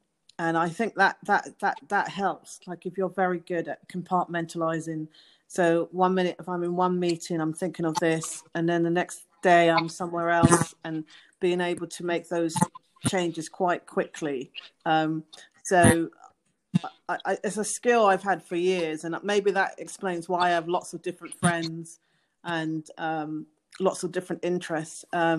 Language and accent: English; England, United Kingdom; now in United States; And she was from Spain. And, of course, I'm from England. And so we connected because there was this European connection.